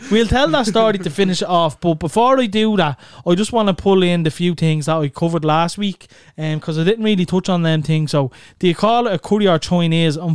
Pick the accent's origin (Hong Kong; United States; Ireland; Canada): Ireland; Dublin, Leinster; we're from Clondalkin and we're from Neilstown in Clondalkin.